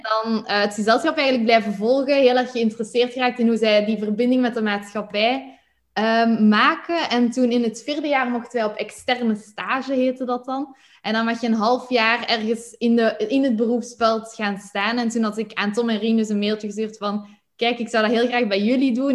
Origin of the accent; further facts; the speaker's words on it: Flanders, Belgium; moved away as an adult; also born or lived in Netherlands; zoals je het hoort, kom ik uit Vlaanderen.